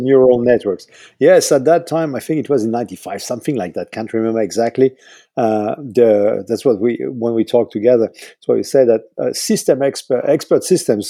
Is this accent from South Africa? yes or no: no; southern France, France; moved away; also born or lived in Switzerland / Paris; lived nine years in Switzerland, then we moved to the south uh, of France, and that's where I did all my my scholarship